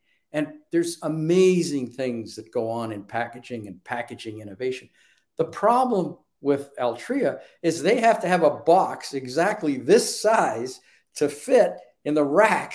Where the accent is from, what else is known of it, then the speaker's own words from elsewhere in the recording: Canada; moved away as an adult; now in Dallas, United States; I'm Canadian. I worked in the Canadian federal government at a point in time.